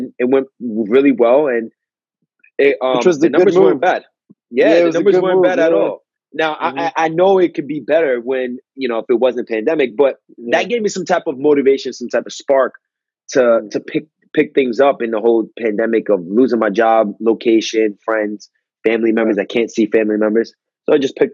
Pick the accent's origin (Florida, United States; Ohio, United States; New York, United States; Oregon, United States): New York, United States; moved away as an adult; also born or lived in Westchester; now in California, United States; I was from New York